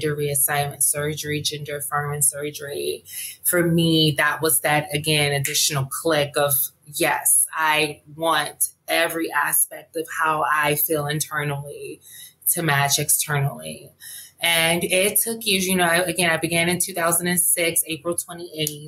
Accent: Montgomery, Alabama, United States; now in Los Angeles, United States; I was born and raised in Montgomery, Alabama

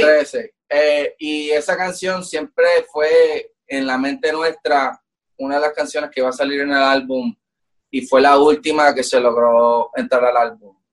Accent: Puerto Rico; como latino, como boricua

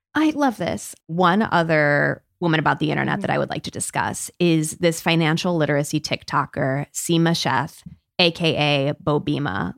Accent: Peoria, Illinois, United States; growing up in Peoria slash Dunlap, Illinois, where I also grew up.

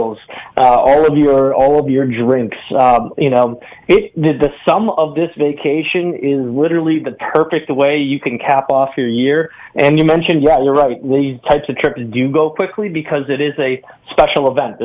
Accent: Wisconsin, United States; I grew up in Wisconsin

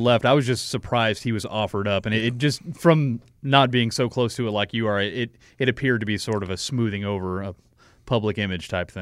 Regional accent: Mesquite, Texas, United States; I'm from Mesquite

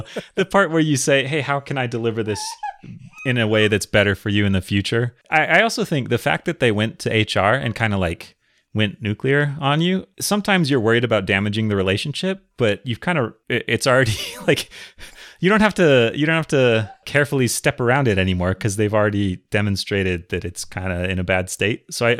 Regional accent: Minnesota, United States; I grew up in Minnesota.

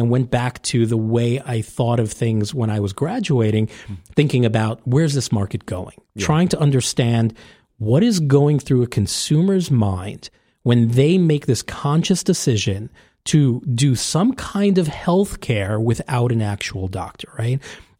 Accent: New York City, New York, United States; he's a New Yorker. I'm a New Yorker.

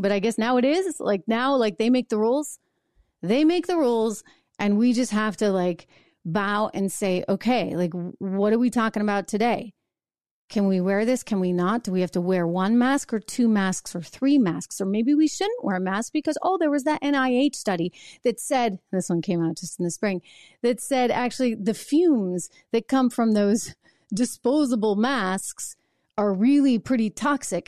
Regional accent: New Hampshire, United States; I grew up in New Hampshire

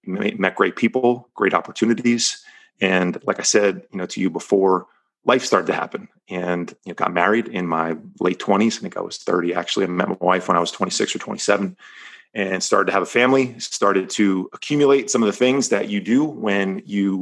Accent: New Jersey, United States; moved away as an adult; now in Palos Verdes, United States; I was born and raised right outside of New York City in New Jersey.

